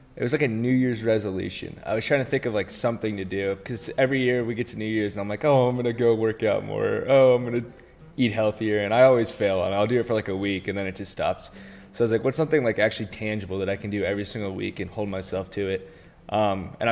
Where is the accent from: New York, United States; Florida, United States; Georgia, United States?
Georgia, United States; Marietta; I'm from Marietta, Georgia, born and raised